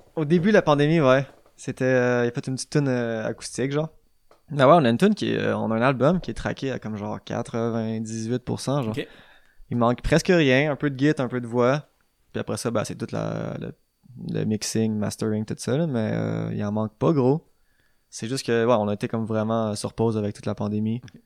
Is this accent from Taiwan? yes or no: no; Châteauguay, Quebec, Canada; nous, on vient de Châteauguay, genre une petite ville comme, bah, assez anglophone aussi, mais on se tient juste avec des, des francophones